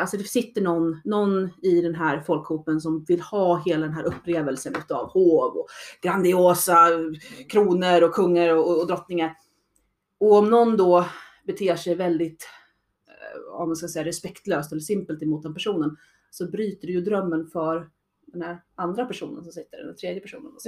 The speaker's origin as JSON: {"language": "Swedish", "country": "Sweden", "said": "jag började i SCA, som då svensk"}